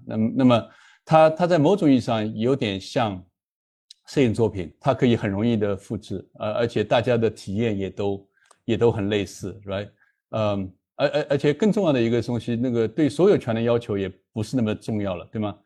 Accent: China; moved away; also born or lived in United States; 我当然是那个中国出生，但那个后来在中美两边都，呃，受了教育，在，在中美两边都做过律师，然后在中美两个资本市场都做了投资银行和，呃，机构投资人的这样的背景

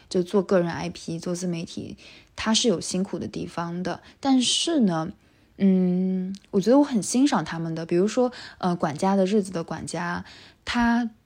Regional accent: Wuxi, Jiangsu, China; now in Tokyo, Japan; 因为我是无锡人哈

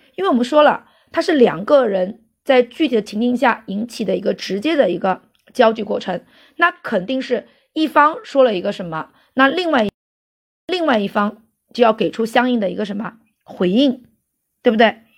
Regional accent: China; 在我们中国

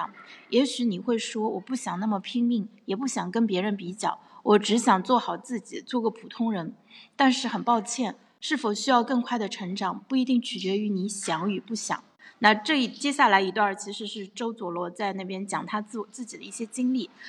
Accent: Tai'an, Shandong, China; 在我的老家山东泰安这个四线城市，生活成本也越来越高，某些方面比一线城市还高。

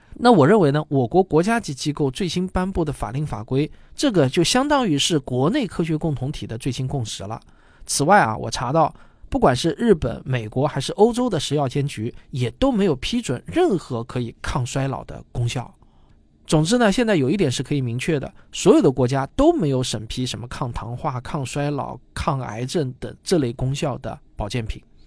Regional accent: southern China, China; 因为我是南方人嘛

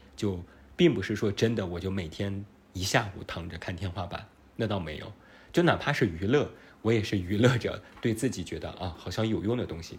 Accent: Taiyuan, Shanxi, China; accent: Taiyuan Mandarin; also born or lived in Beijing; 有一点太原普通话的口音

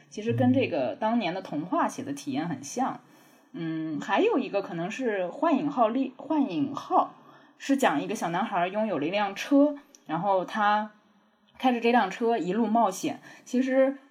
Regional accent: Jiangnan, China; 我老家是在江南的乡下

